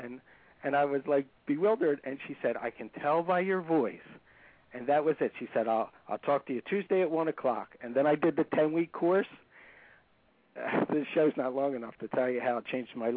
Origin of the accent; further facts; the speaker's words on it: New Jersey, United States; I'm from New Jersey